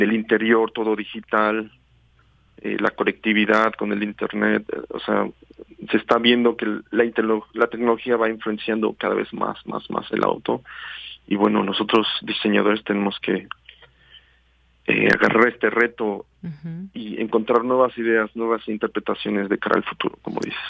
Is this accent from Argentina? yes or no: no; Mexico; como mexicanos pues nos tocó crecer no con, el bocho con la combi y, y, tener este este este tipo de auto siempre enfrente de los ojos no por toda la ciudad